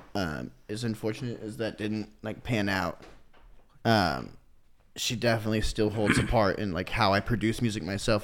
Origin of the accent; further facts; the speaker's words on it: Kansas City, Missouri, United States; also born or lived in North Iowa / Florida; when we were kids, I think like six or seven, we moved down to Kansas City and I've lived here until I was like twenty-one